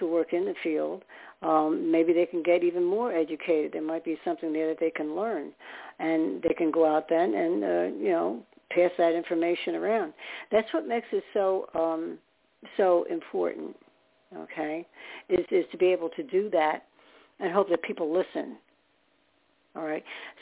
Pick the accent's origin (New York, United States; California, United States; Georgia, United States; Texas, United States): New York, United States; upstate; also born or lived in Staten Island, New York; I was born there, and for one thing, not in the city, but upstate, and then lived in Staten Island. So I'm a New Yorker by at heart.